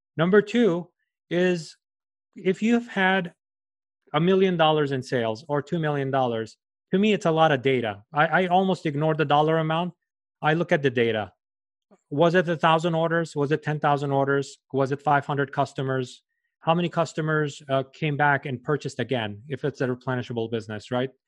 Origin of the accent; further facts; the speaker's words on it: New York, United States; I'm from New York